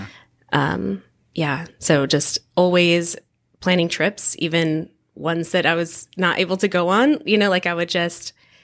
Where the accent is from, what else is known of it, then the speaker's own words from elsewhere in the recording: San Diego, California, United States; also born or lived in East Coast / Arizona; So I'm from here, from San Diego. Yep. I'm actually fifth generation as well. So I love it here. Born and raised, although I did move around a little bit as a kid. I lived on the East Coast and Arizona